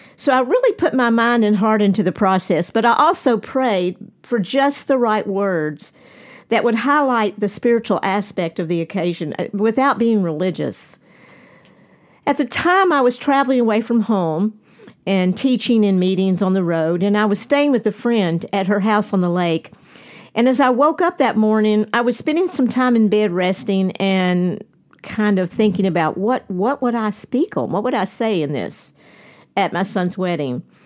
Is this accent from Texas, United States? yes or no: no; Nashville, Tennessee, United States; we are all from Nashville